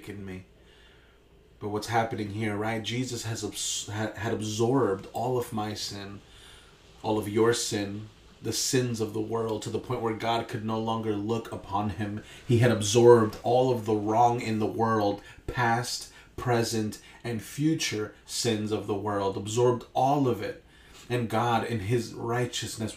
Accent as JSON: {"language": "English", "town": "Hempstead", "region": "New York", "country": "United States", "tie": "born or raised there", "said": "I grew up in Hempstead, went to Hempstead for lower school, or what would be elementary school"}